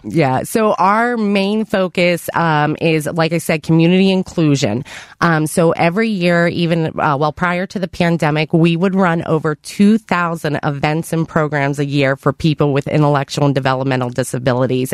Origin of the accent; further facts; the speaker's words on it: Avalon, Pennsylvania, United States; also born or lived in Cleveland area, Ohio; I was born and raised in Avalon